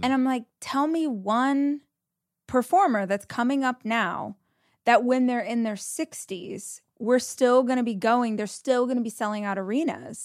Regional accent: Southern California, United States; I'm from Southern California originally

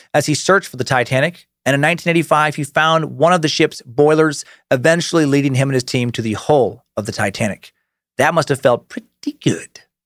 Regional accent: Idaho, United States; an area of Idaho near where I grew up

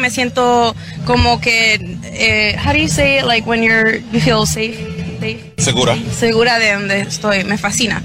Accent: Choluteca, Honduras; moved away; Yo soy de Honduras, soy de Choluteca y es un orgullo volver a nuestro país

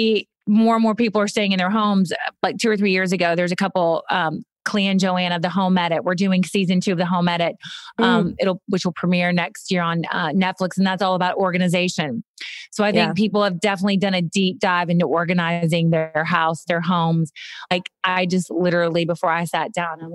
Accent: Kentucky, United States; I went to Kentucky. I walked to my local elementary school

